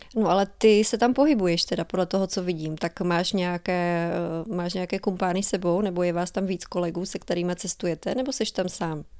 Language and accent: Czech; Czechia; jako Češi obecně nebo možná i zbytek světa nemá úplně moc velkou představu